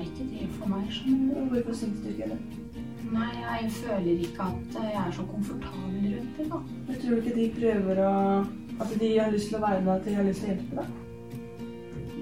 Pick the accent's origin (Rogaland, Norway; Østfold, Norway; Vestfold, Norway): Vestfold, Norway; Tønsberg; 22 år og er fra Tønsberg